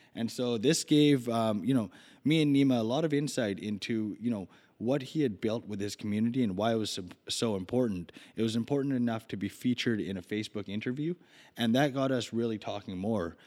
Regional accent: Vancouver, British Columbia, Canada; I grew up in Vancouver

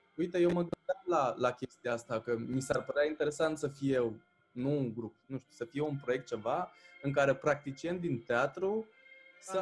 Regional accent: Târgu Neamț, Neamț County, Romania; suntem din Târgu Neamț

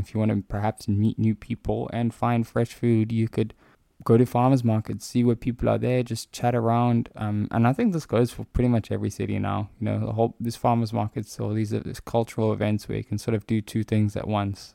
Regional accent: South Africa; I'm South African

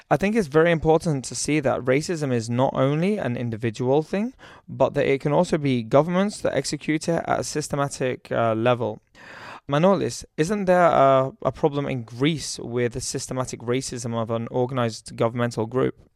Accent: United Kingdom; moved away as an adult; also born or lived in Shenzhen, China; I'm from the United Kingdom.

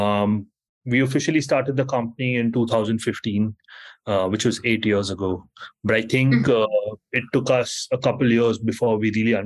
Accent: Mumbai, Maharashtra, India; moved away as an adult; now in New York, United States; I was born and raised in Mumbai from India. And I moved to New York about 14 years ago.

